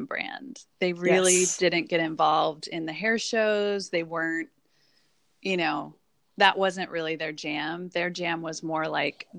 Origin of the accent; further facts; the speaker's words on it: Midwest, United States; moved away; I'm from the Midwest